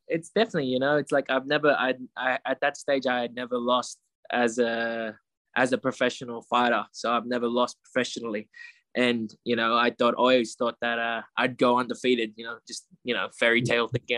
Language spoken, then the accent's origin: English; Australia; the chance to grow up in Australia